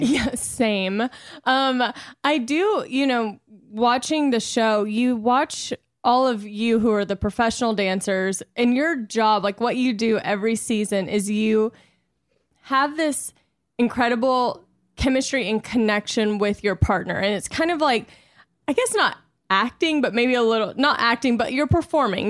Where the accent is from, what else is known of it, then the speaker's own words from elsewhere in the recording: Louisiana, United States; I'm from Louisiana